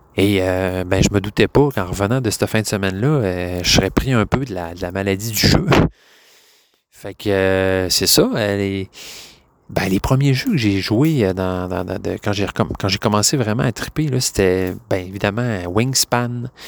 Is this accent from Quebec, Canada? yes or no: yes; Quebec, Canada; je suis québécois